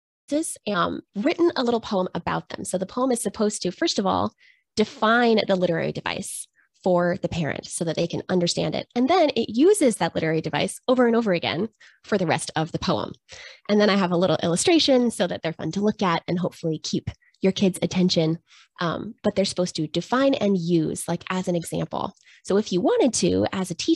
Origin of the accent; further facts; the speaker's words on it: Washington, United States; I'm from Washington State.